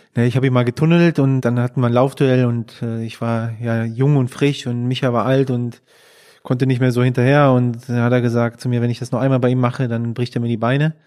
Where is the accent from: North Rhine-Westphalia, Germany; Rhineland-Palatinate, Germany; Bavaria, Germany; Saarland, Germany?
North Rhine-Westphalia, Germany; Würselen; ich bin ja in Aachen geboren, also vielmehr in Würselen, das ist ein Stadtteil von Aachen